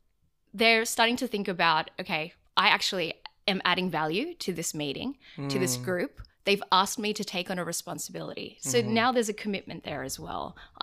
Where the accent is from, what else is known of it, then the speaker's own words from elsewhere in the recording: Prairie Wood, New South Wales, Australia; So I grew up and in Prairie Wood in Fairfield area, and I went to school in Marylands.